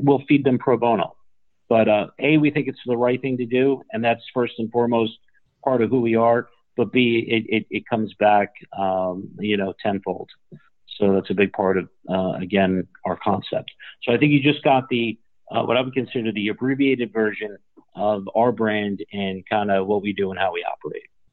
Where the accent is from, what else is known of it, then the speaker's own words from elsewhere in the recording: Newark, New Jersey, United States; I grew up in Newark, New Jersey